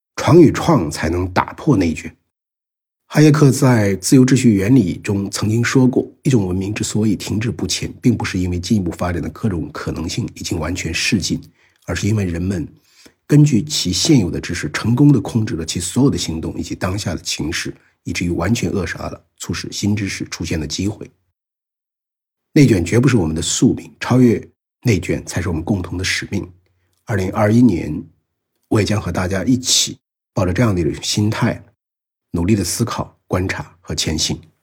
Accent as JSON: {"language": "Chinese", "country": "China", "said": "我们中国人口红利的核心"}